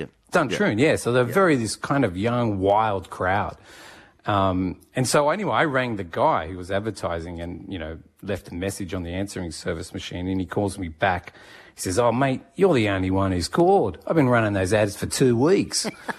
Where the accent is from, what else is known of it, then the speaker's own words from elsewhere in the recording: Japan; born there; also born or lived in Sydney, Australia / Singapore / Canberra, Australia; So I was born in Japan, and then we came back to Sydney for a while, and then back over to Singapore.